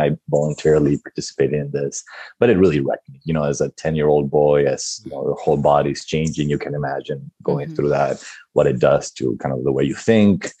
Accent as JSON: {"language": "English", "country": "Argentina", "tie": "born or raised there", "moved": "yes", "said": "I was born and raised in Argentina"}